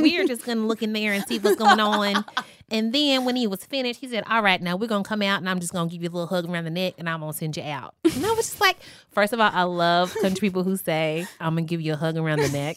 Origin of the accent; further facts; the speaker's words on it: Louisville, Kentucky, United States; I'm from Louisville, Kentucky